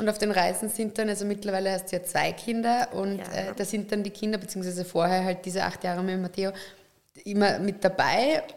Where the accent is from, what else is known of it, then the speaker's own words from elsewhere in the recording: Upper Austria, Austria; ich bin ja Oberösterreicherin